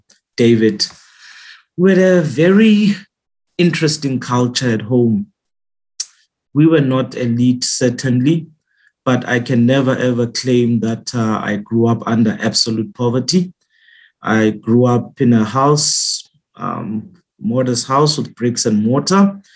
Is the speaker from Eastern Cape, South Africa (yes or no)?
yes; Mthatha, Eastern Cape, South Africa; now in Cape Town, South Africa; I come from the Eastern Cape, in Mthatha, small town called Mthatha.